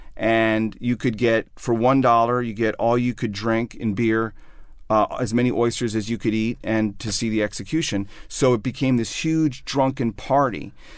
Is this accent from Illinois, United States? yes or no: yes; outside of Chicago, Illinois, United States; moved away as an adult; also born or lived in New York; I grew up outside of Chicago